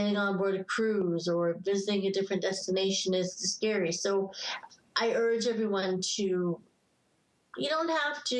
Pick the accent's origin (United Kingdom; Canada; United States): United Kingdom; England; moved away; I was born in England